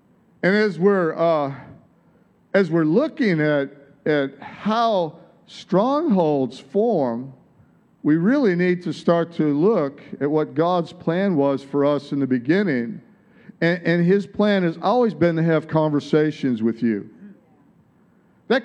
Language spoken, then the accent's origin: English; Detroit, Michigan, United States; now in Australia; Like, you don't have an Aussie accent. And it's like, no, I don't. I'm from Detroit. It's like, yeah, you can tell. You sure haven't lost it. How long have you been here? It's like, 35 years or longer.